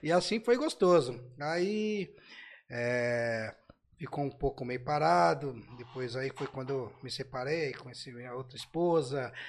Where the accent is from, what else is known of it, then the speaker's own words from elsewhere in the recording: São Paulo, Brazil; Sou daqui da Zona Oeste, fui pra Zona Leste